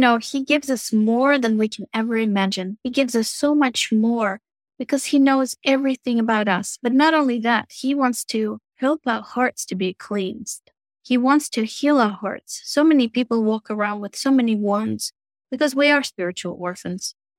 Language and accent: English; Moscow, Russia; moved away as an adult; also born or lived in Virginia Beach, Virginia; now in United States; So, I'm Russian. I was born and raised in Russia, Moscow